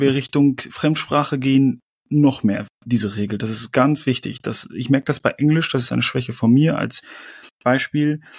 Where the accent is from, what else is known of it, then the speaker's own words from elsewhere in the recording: Germany; mir als Deutsche